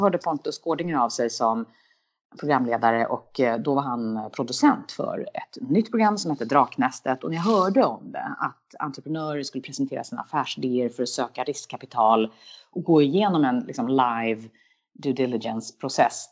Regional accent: Sweden; moved away as an adult; also born or lived in United States; är man som svensk lite ovan vid

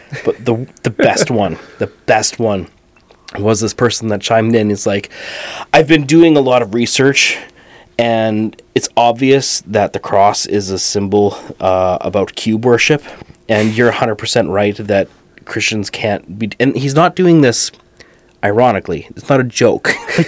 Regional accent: England, United Kingdom; I'm English.

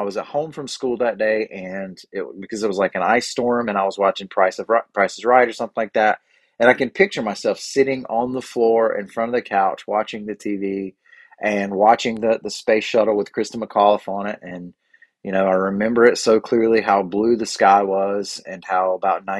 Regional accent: Cleveland County, North Carolina, United States; I'm from Cleveland County, North Carolina

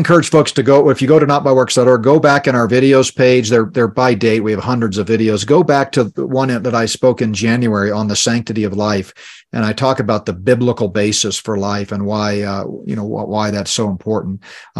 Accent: Texas, United States; I grew up hunting in Texas and killed tons of deer, turkey, quail.

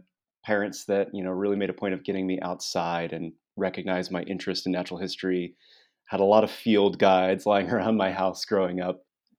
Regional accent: Springfield, Illinois, United States; Yeah, well, I grew up in Springfield, Illinois, and as long as I can remember, I was a kid that was always interested in natural history

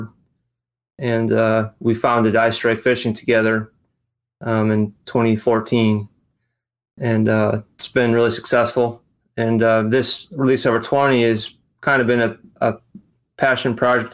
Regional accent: Western New York, United States; moved away as an adult; now in Charleston, United States; I'm originally from Western New York, and I moved to Charleston, South Carolina with a company. This was in 97. So I've been here almost half my life

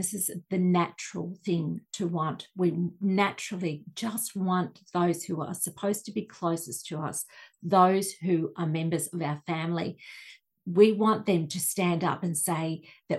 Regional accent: Australia; Being Australian as I am, I grew up with the royal family being very much in the spotlight in the media

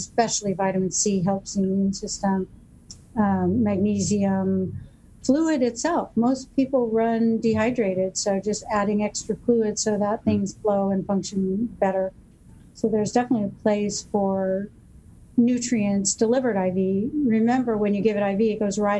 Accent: Newport Beach, California, United States; I grew up here in Newport, and my dad was a family physician

